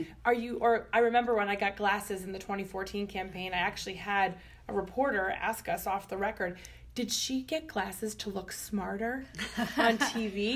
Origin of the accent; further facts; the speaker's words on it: Maine, United States; my home state of Maine